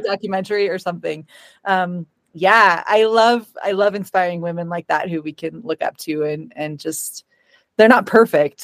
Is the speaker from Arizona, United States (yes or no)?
no; Bozeman, Montana, United States; I grew up in Bozeman